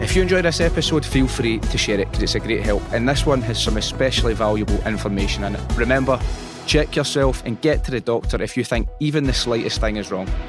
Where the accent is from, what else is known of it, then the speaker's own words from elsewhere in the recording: Robroyston, Scotland, United Kingdom; I grew up in Rob Royston